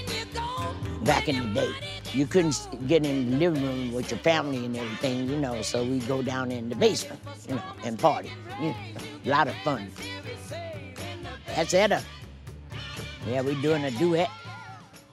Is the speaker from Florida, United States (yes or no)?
no; San Francisco, California, United States; I grew up in Fillmore